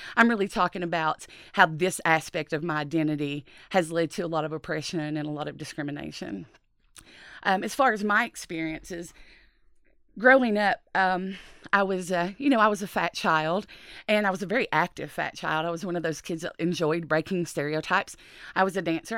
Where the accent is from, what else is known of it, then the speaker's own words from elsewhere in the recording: Appalachia, United States; growing up in Appalachia